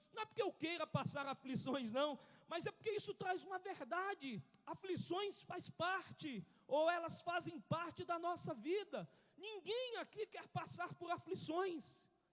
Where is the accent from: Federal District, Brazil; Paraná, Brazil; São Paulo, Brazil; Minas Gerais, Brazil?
Federal District, Brazil; Brasília; nós que somos de Brasília